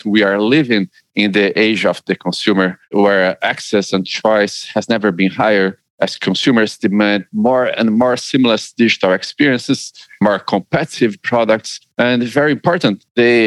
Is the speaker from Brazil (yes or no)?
yes; Brazil; now in United Kingdom; I come from Brazil